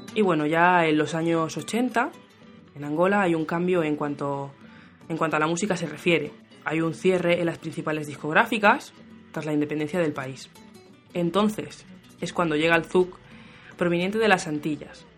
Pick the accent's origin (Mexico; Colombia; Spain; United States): Spain; Soy española, pero tengo raíces caboverdianas.